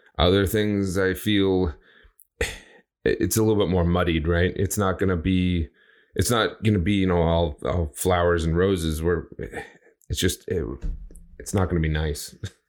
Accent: United States; I'm American, right?

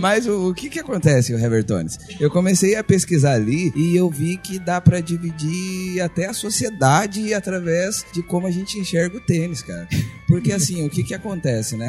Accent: Diadema, São Paulo, Brazil; moved away; eu sou do ABC lá de São Paulo

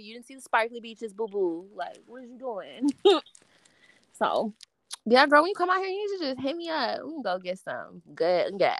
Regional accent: California, United States; I guess because I'm from California and I'm right. black. I'm like a Mexican black girl.

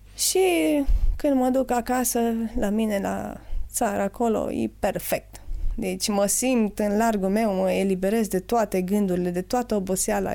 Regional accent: Jiu Valley, Hunedoara County, Romania; sunt oameni foarte talentați la noi în Valea

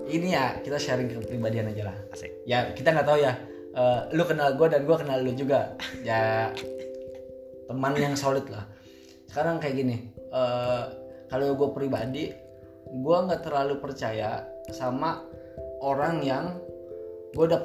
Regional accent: West Java, Indonesia; now in Jordan; jadi kalau misalnya nih uh, eh, gue orang Sunda bro

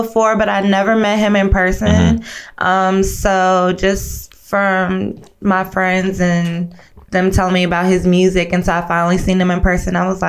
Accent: Fort Belvoir, Virginia, United States; born there; I was born in VA, Military Hospital, Fort Belvoir.

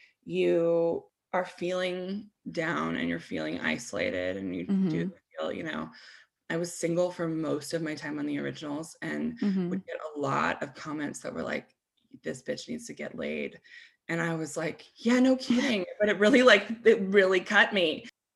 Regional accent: United States; also born or lived in Boulder; I grew up in the United States

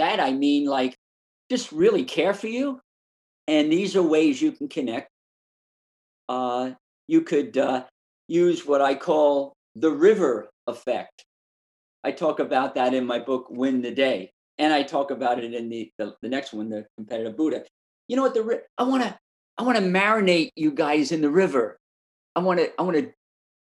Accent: New York City, New York, United States; I was born and raised in Brooklyn, New York

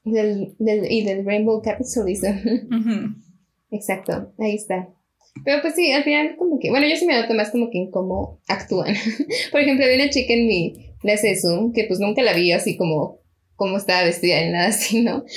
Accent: Mexico; somos de México

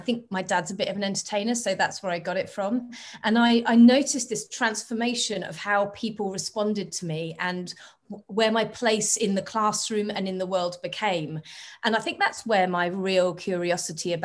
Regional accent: England, United Kingdom; moved away as an adult; also born or lived in Australia; now in Barcelona, Spain; I was born in England a long time ago, 42 years ago, but I've lived most of my adult life

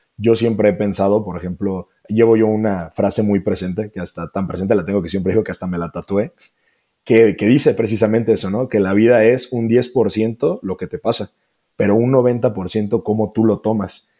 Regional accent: Celaya, Guanajuato, Mexico; yo soy de Celaya, Guanajuato

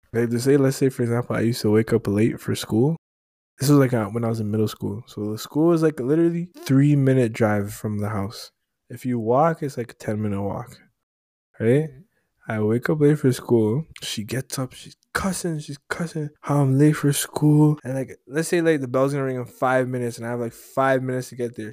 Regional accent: Jamaica; I'm Jamaican.

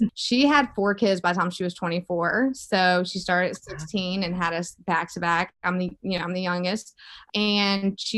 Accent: Mississippi, United States; moved away as an adult; also born or lived in Los Angeles, California; now in Boston, United States; I moved out to California over 2 years ago from Mississippi

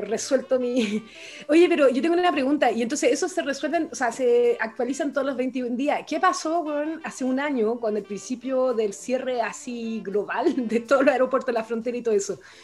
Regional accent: Chile; en Chile la vivimos

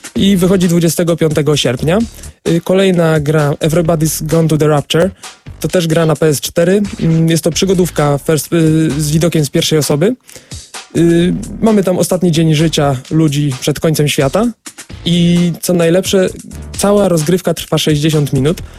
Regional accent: Wrocław, Lower Silesian Voivodeship, Poland; u nas we Wrocławiu

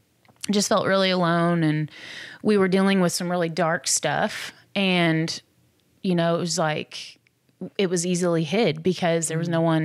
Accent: Midwest, United States; I mean, and I grew up in the Midwest, so it's like, I know what winter is like.

